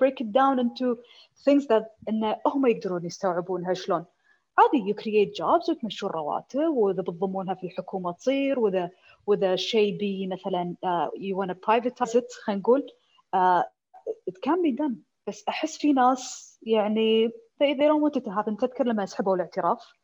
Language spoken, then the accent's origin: Arabic; Kuwait; عندنا في الكويت